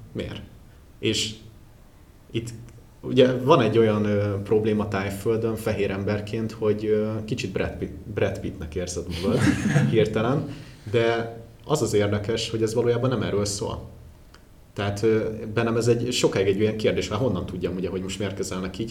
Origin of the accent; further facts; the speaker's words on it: Hungary; még magyarként is